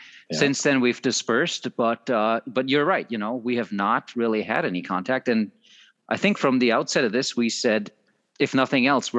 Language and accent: English; Germany; English is a second language; moved away as an adult; also born or lived in Southeastern Minnesota; now in Minnesota, United States; I am from Germany, and it's almost, I'm now here 20 years